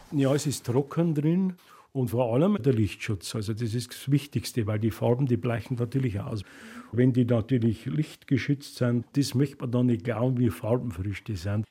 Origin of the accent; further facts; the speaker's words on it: Bavaria, Germany; bei uns in Bayern